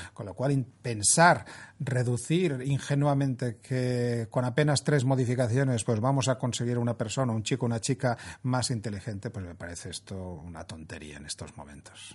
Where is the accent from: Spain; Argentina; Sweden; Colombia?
Spain; siendo españoles